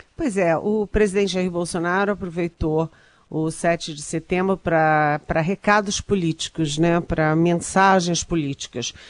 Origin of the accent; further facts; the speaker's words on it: Rio de Janeiro, Brazil; eu sou carioca